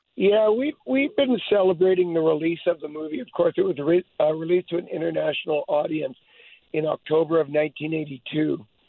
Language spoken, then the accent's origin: English; Hope, British Columbia, Canada; I was born in Hope